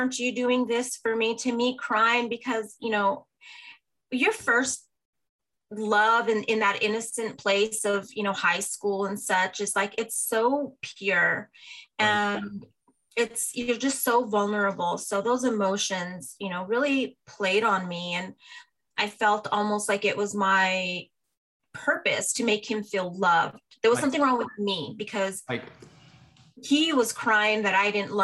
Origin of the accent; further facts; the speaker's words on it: Albuquerque, New Mexico, United States; I grew up in Albuquerque, New Mexico as an only child.